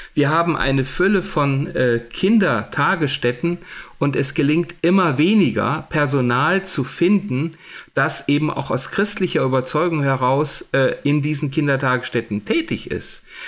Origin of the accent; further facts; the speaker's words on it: Germany; bei uns in Deutschland